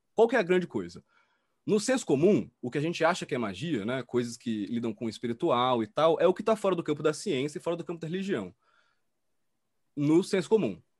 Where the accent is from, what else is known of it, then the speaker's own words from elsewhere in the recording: Salvador, Bahia, Brazil; now in São Paulo, Brazil; sou de Salvador, moro em São Paulo há muito tempo